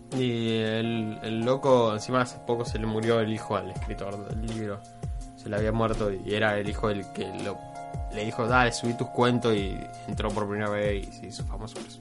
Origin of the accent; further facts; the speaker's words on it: Argentina; siendo argentinos